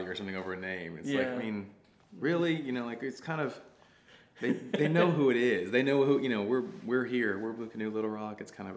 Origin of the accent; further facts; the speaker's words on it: Arkansas, United States; I grew up hiking, camping, backpacking all over Arkansas